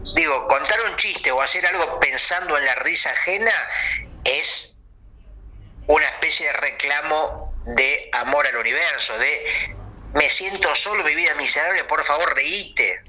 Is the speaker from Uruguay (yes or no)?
yes; Uruguay; yo, que soy de Uruguay